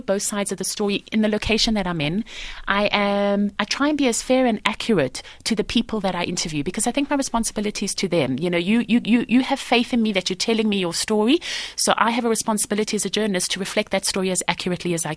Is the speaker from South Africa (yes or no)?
yes; Johannesburg, Gauteng, South Africa; moved away as an adult; I grew up in Highlands North